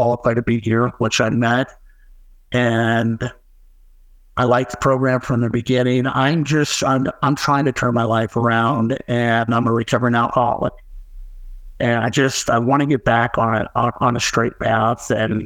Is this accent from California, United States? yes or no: no; Las Vegas, Nevada, United States; moved away as an adult; also born or lived in St. George, Utah; now in Utah, United States; I'm originally from Las Vegas, born and raised